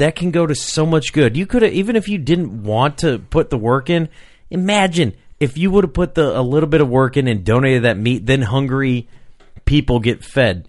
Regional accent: Rock Island, Illinois, United States; I grew up in Rock Island, Illinois

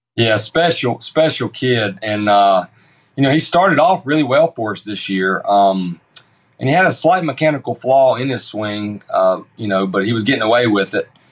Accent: Sanford, North Carolina, United States; accent: Sanford

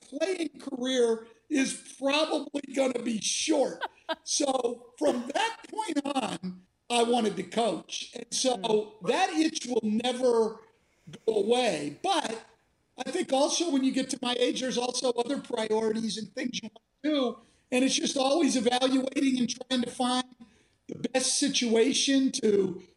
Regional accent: California, United States; I grew up in California

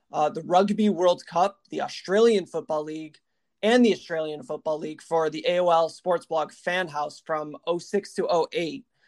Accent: Big Ten country, Midwest, United States; my childhood growing up in Big Ten country

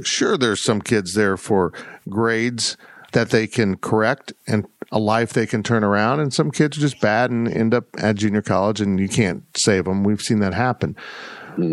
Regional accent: Kansas, United States; also born or lived in South Florida; Tropical Christmas feels normal to me, even though I grew up in Kansas

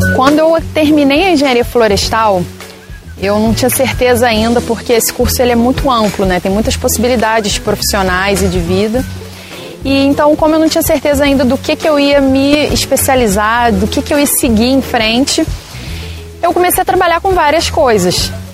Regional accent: Brazil; moved away as an adult; me vi voltando para cá. Para onde eu nasci, para onde estava minha família

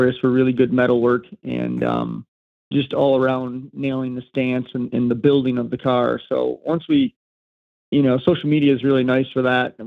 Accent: New York, United States; I'm from New York. I grew up farming and working construction

